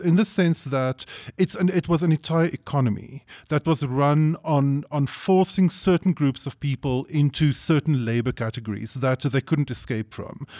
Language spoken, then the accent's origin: English; South Africa; as a South African